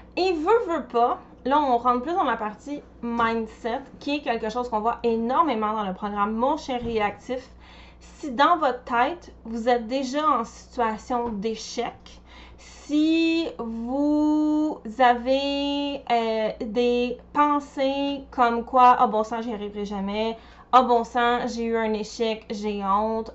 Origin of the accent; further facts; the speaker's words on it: Montreal, Quebec, Canada; je viens de Montréal